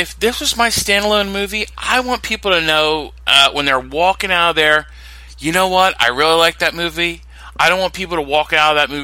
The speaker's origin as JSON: {"language": "English", "country": "United States", "said": "speaking as an American audience member"}